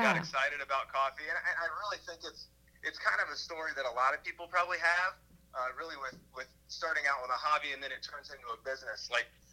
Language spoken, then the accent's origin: English; Columbus, Ohio, United States; now in Pittsburgh, United States; Originally, I'm from Columbus, Ohio